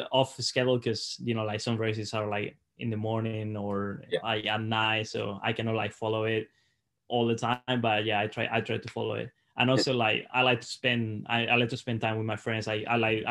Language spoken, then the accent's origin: English; Salamanca, Castile and León, Spain; English is a second language; moved away as an adult; now in Mississippi, United States; I was at home, so I got to train like, you know, in my hometown. Like it's an awesome place to train.